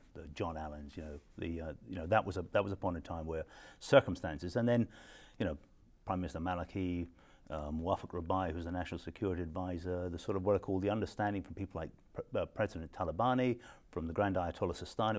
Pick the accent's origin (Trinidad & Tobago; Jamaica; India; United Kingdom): United Kingdom; Scotland; I'm a Scot